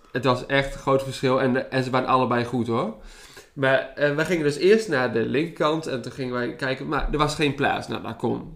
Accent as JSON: {"language": "Dutch", "country": "Netherlands", "said": "we uit Nederland kwamen"}